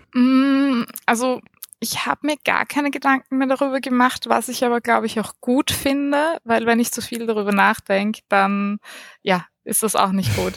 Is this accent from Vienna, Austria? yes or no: yes; Vienna, Austria; also born or lived in Lower Austria / Munich / Salzburg; aufgewachsen bin ich am Rand von Wien